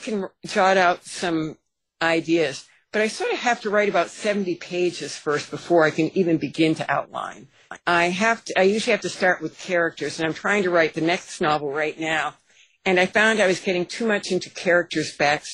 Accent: New England, United States; moved away as an adult; now in Minnesota, United States; But I grew up in New England. I grew up in the land of Robert Frost

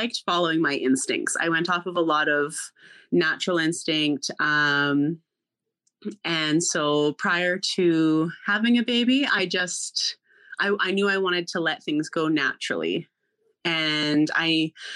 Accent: Canada; also born or lived in Alberta; I am from Canada. I live in Alberta

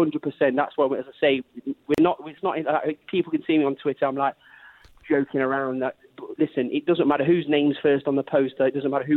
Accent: Derby, East Midlands, United Kingdom; I'm from Derby.

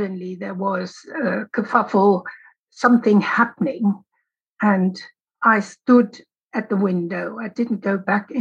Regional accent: Berlin, Germany; growing up in West Berlin

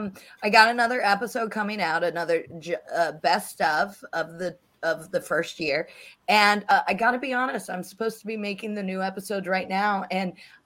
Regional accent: United States; I'm an American

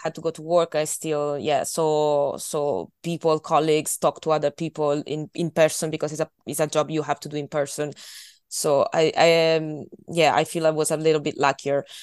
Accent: Italy; English is a second language; moved away as an adult; now in Scotland, United Kingdom; I've been living in Italy for twenty-two years. So, um, I'm, I'm not Scottish, uh, but on the other hand, when I come back home, I'm, I'm still Italian

